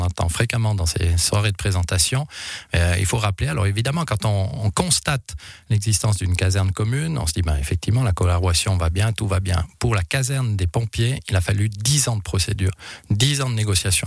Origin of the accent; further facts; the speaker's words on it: Monthey, Valais, Switzerland; chez nous à Monté